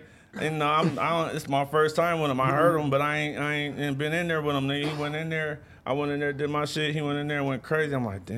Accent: Sacramento, California, United States; I'm from the east side of Sacramento, and I'm from Lincoln Village, and on the east side.

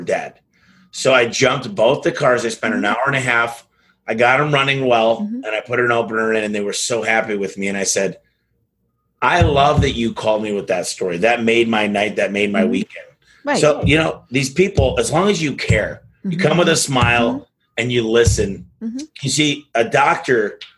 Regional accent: Michigan, United States; now in Phoenix, United States; I'm from Michigan

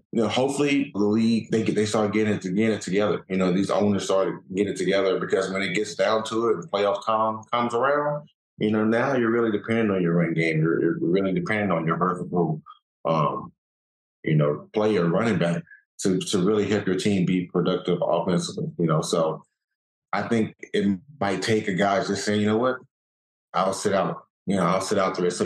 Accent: an hour and a half from Dallas, Texas, United States; my hometown, an hour and a half from Dallas

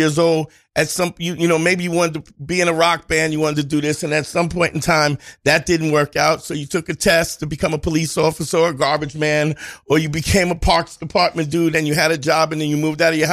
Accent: New York City, New York, United States; I grew up in Crown Heights in the 80s.

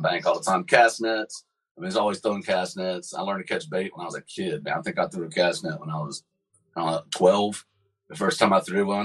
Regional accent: North Carolina, United States; moved away; also born or lived in Maryland / Kansas City, Missouri; I grew up in North Carolina

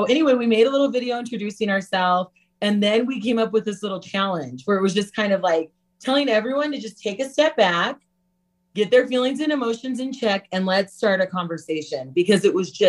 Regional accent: Utah, United States; we grew up in Utah, raised by our white mother.

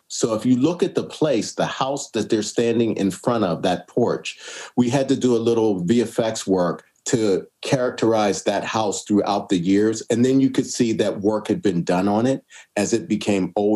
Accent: Pittsburgh, Pennsylvania, United States; moved away; I come from Pittsburgh

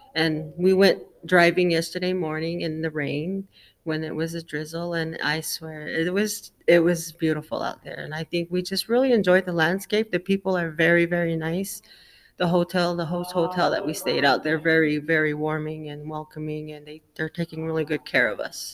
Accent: Mesa, Arizona, United States; I'm from Mesa, Arizona

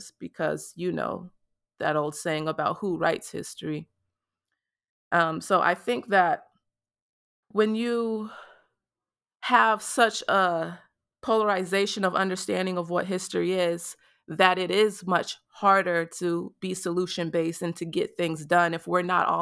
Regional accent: Mississippi, United States; my experience growing up in Mississippi

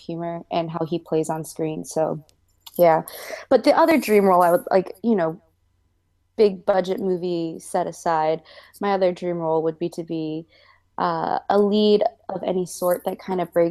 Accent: St. Louis, Missouri, United States; I grew up in St. Louis, but I grew up in like suburban St. Louis.

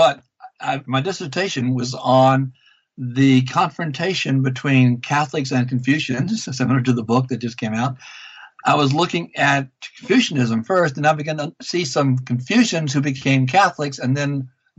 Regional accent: Louisiana, United States; moved away as an adult; now in Vancouver, Canada; Well, I'm in Canada now, but I grew up in Louisiana

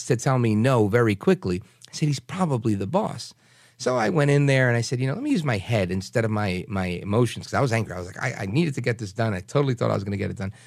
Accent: New York City, New York, United States; moved away; the stuff I grew up going to in Brooklyn, New York

